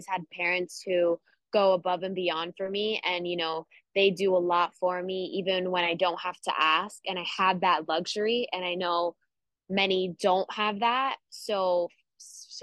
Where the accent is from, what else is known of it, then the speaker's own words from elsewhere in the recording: Miami, Florida, United States; we're from Miami